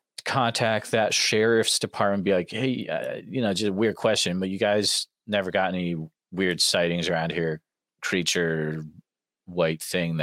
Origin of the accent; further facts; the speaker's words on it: Iowa, United States; there's none in my home state.